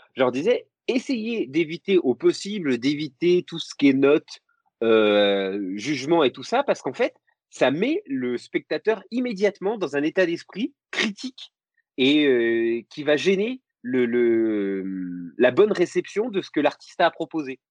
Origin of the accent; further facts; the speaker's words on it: Lorraine, Grand Est, France; je suis, je suis Lorrain